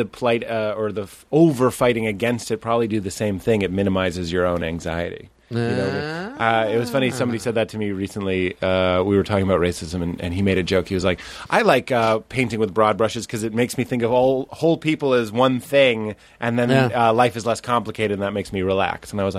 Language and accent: English; New Orleans, Louisiana, United States; so I'm from New Orleans.